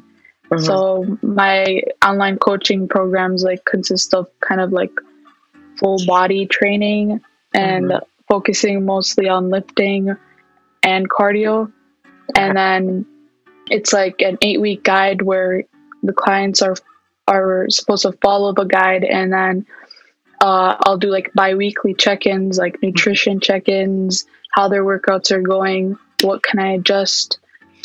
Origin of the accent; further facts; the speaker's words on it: Milwaukee, Wisconsin, United States; also born or lived in Palestine; I'm originally from Palestine, but I come from Milwaukee, Wisconsin.